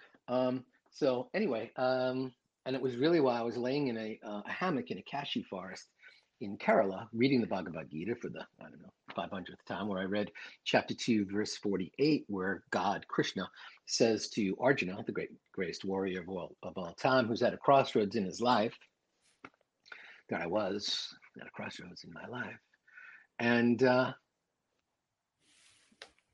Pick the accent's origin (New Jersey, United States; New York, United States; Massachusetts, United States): New York, United States; New York City; I'm from Queens